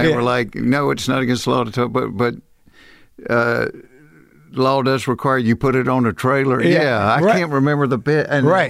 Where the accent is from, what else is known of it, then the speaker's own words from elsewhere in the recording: Atlanta, Georgia, United States; I grew up in Atlanta.